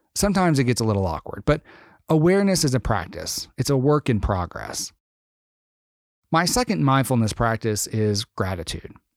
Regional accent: Arkansas, United States; moved away as an adult; also born or lived in Austin, Texas; I grew up in the South, in Arkansas. I moved to Austin, Texas for graduate school

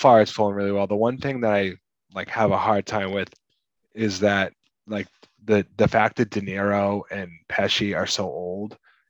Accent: Massachusetts, United States; we're from Massachusetts

